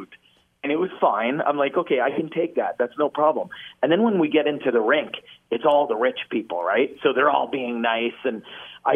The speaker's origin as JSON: {"language": "English", "town": "Ottawa", "region": "Ontario", "country": "Canada", "said": "I'm from Ottawa"}